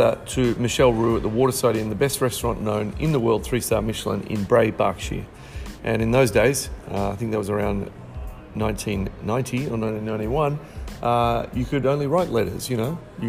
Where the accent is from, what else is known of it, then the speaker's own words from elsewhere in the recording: Melbourne, Victoria, Australia; moved away as an adult; also born or lived in England / Sydney; I grew up in Melbourne, Victoria, a little suburb called Forest Hills